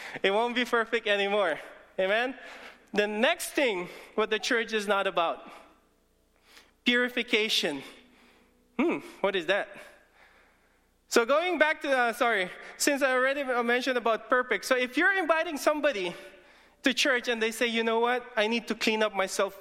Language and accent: English; Philippines; English is a second language; English is not even my first language. I'm Filipino. I can talk Tagalog